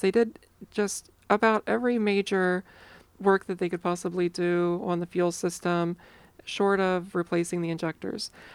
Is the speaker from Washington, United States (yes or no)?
no; Ohio, United States; I grew up in Ohio